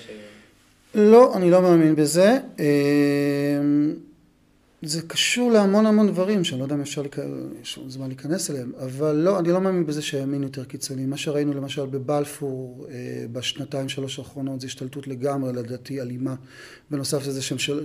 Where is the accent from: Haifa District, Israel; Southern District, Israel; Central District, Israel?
Southern District, Israel; Beersheba; אני גדלתי בבית אה, דתי מסורתי בבאר שבע